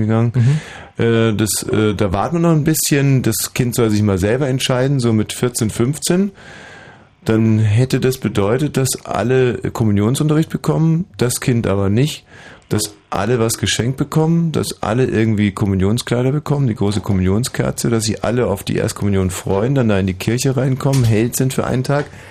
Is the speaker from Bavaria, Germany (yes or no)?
yes; Bavaria, Germany; ich bin ja wie gesagt in Bayern aufgewachsen